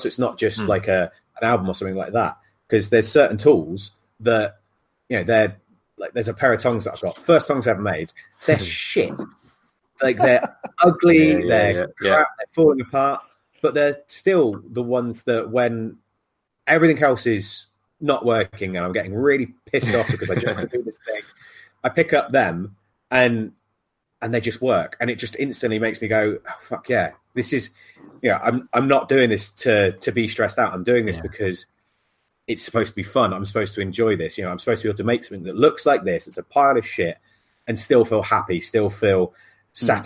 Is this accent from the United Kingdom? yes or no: yes; Sherborne, South West England, United Kingdom; moved away; also born or lived in Bath; it's what I would consider to be my hometown, because you know, I grew up in a farm in the ass end of nowhere. But that was the town that I went to school